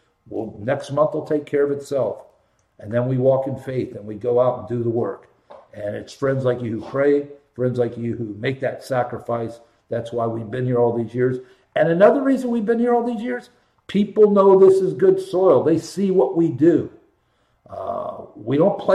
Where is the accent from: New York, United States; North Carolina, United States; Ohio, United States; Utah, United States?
Ohio, United States; Columbus; I grew up in Columbus, went there in the 70s